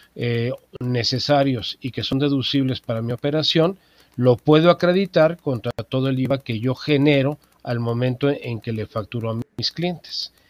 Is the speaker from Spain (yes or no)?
no; Mexico